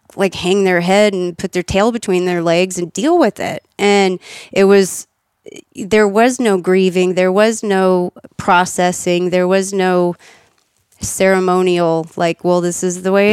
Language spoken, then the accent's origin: English; Austin, Texas, United States; also born or lived in Kansas / Virginia; I was born in Kansas, and then lived in Virginia, and then when I was ten, moved to Austin